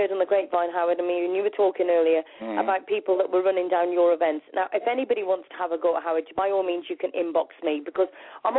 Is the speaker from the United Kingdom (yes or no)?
yes; England, United Kingdom; I'm English